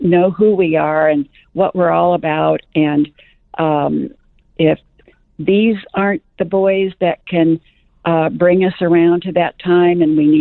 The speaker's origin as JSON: {"language": "English", "town": "St. Louis", "region": "Missouri", "country": "United States", "tie": "born or raised there", "moved": "yes", "said": "I was raised in St. Louis"}